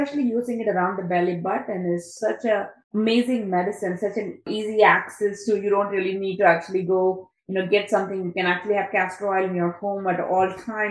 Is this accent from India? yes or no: yes; India; I'm from India